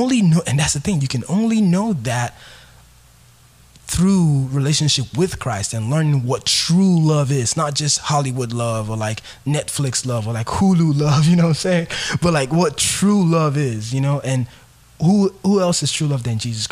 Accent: Nigeria; I'm from Nigeria

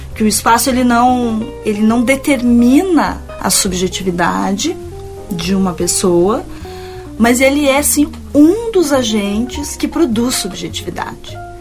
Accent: Porto Alegre, Rio Grande do Sul, Brazil; moved away as an adult; also born or lived in Rio de Janeiro / Paris; a minha cidade natal

